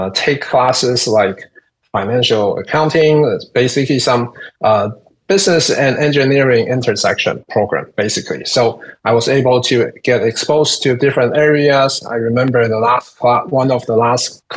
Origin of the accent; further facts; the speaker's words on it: Taiwan; moved away as an adult; I'm originally from Taiwan